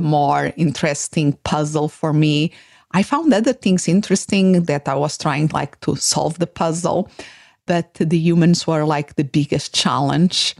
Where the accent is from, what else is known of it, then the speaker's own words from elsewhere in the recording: Portugal; English is a second language; moved away as an adult; now in United States; I was born in, in a city, but um, when I was about six, we moved to the countryside to a small village where my father had born.